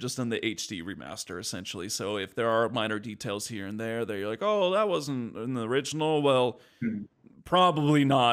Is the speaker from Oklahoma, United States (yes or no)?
no; California, United States; we grew up in California